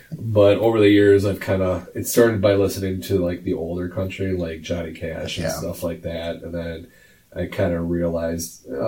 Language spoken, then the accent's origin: English; United States; I'm an American.